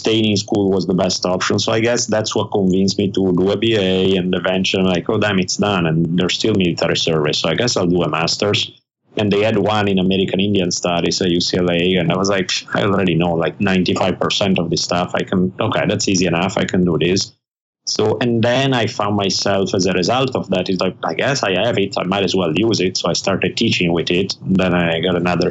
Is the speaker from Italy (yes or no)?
yes; Italy; I grew up in Italy